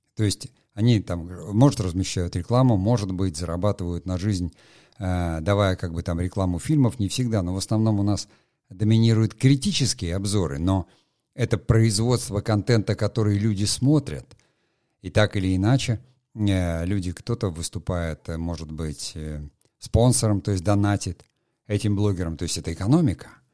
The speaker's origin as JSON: {"language": "Russian", "town": "Murmansk", "region": "Murmansk Oblast", "country": "Russia", "tie": "born or raised there", "said": "я просто там вырос, не в Териберке, а в Мурманске, э, в э, Мурманской области."}